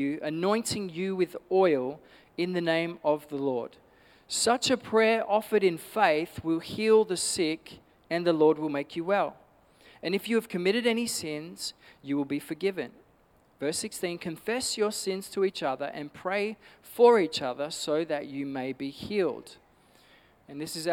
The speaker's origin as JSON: {"language": "English", "town": "Perth", "region": "Western Australia", "country": "Australia", "tie": "born or raised there", "said": "I grew up in Nollamara"}